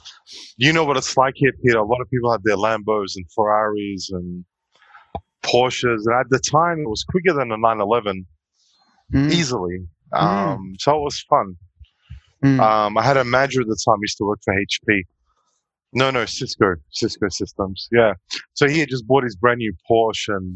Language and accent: English; Melbourne, Victoria, Australia; moved away as an adult; now in Dubai, United Arab Emirates; born and raised in Melbourne in Bentley